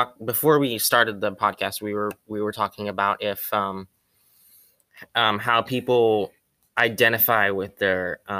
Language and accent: English; Philippines; So I'm Filipino.